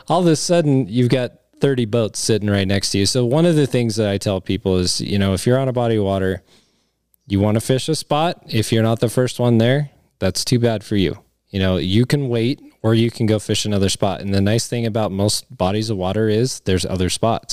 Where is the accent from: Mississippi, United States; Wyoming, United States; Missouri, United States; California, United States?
Wyoming, United States; Cheyenne; growing up in Cheyenne